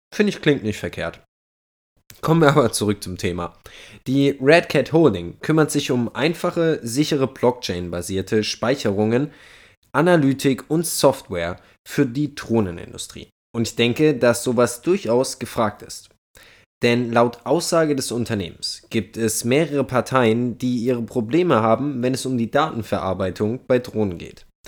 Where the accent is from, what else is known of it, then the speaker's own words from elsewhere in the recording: Germany; wir als Deutsche